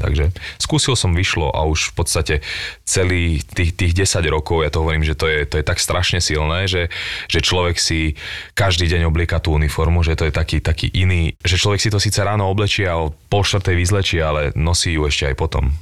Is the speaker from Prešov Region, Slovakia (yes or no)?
no; Bratislava, Bratislava Region, Slovakia; also born or lived in Bánovce nad Bebravou, Slovakia; tam som začal chodiť do školy a keď som mal 10 rokov, sme prišli do Bratislavy, odvtedy som tu